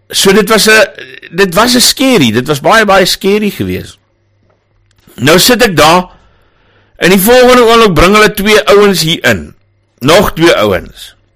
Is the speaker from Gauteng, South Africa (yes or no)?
yes; Johannesburg, Gauteng, South Africa; En ek kom van Johannesburg af.